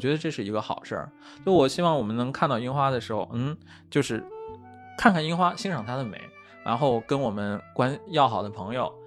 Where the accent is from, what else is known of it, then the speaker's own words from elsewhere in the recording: Xining, Qinghai, China; moved away; 我的故乡是西宁嘛